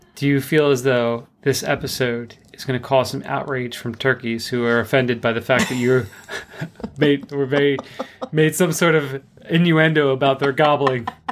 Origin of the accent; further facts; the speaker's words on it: New Jersey, United States; we're from South Jersey, too